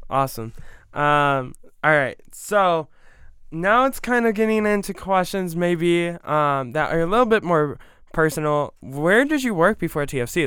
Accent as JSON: {"language": "English", "region": "Ohio", "country": "United States", "tie": "born or raised there", "moved": "yes", "lives_now": "Georgia, United States", "said": "I grew up with it in Ohio"}